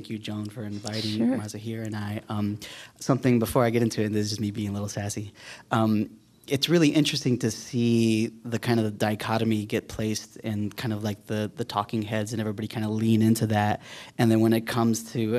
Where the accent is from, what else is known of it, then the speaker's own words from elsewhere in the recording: West Liberty, Iowa, United States; I was born here in Iowa City and grew up in West Liberty